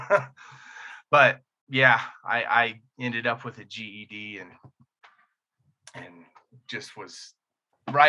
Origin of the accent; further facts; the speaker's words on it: Indiana, United States; I grew up in Indiana, upper middle class white family